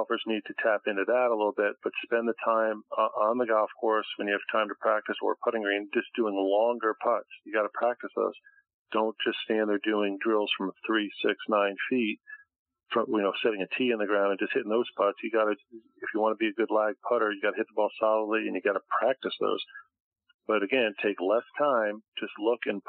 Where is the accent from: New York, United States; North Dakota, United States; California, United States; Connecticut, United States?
Connecticut, United States; now in Boca Raton, United States; my home state of Connecticut